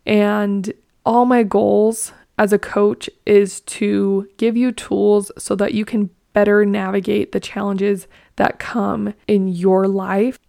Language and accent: English; Blanding, Utah, United States; also born or lived in Lehi, Utah; I grew up in Blanding, Utah. It's in southeastern Utah.